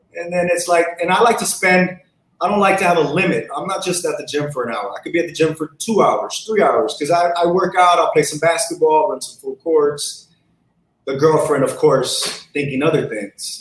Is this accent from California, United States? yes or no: yes; Los Angeles, California, United States; I grew up in South Central.